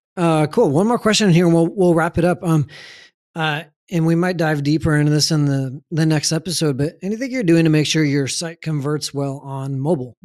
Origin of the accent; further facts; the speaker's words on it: San Antonio, Texas, United States; I grew up in San Antonio